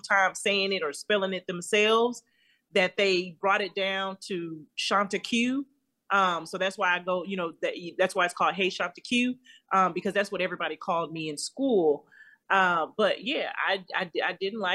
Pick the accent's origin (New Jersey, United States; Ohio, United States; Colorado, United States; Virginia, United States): Colorado, United States; Denver; I'm from Denver, Colorado. So on Channel 31 on Sundays, you would always get a kung fu movie